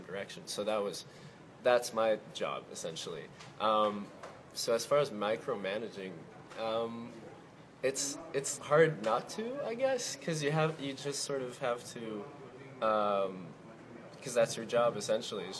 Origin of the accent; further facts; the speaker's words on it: Quebec City, Quebec, Canada; I'm from Quebec City, so I grew up speaking in French.